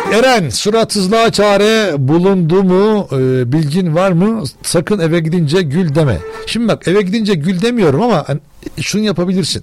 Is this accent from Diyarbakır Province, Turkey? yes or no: no; Ankara, Turkey